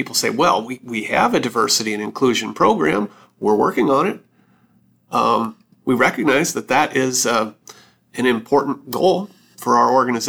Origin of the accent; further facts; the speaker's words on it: Wisconsin, United States; I'm from Wisconsin